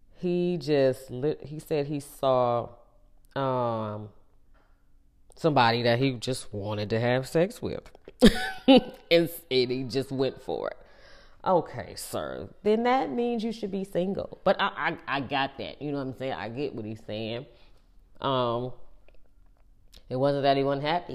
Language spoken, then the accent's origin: English; Ohio, United States; now in North Carolina, United States; we grew up in Ohio.